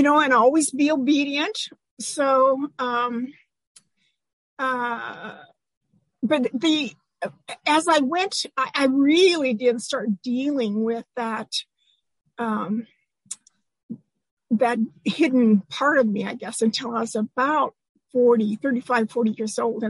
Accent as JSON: {"language": "English", "region": "Eastern Washington", "country": "United States", "tie": "born or raised there", "also_born_or_lived": "Anacortes, Washington", "lives_now": "Seattle area, United States", "said": "I was born in Anacortes, which is just, you know, up there near Canada. And when I was about 8 years old, Dad bought a farm in Eastern Washington, and we wound up stacking hay and milking cows and being a farm girl"}